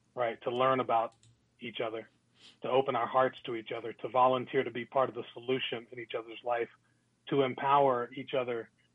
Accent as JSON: {"language": "English", "area": "Glenwood Park", "region": "Maryland", "country": "United States", "tie": "born or raised there", "said": "When I was growing up in Glenwood Park, Maryland"}